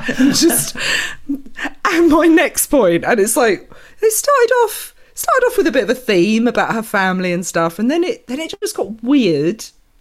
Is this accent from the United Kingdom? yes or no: yes; Essex, East of England, United Kingdom; I grew up about 45 minutes away, which was out in the countryside, Essex.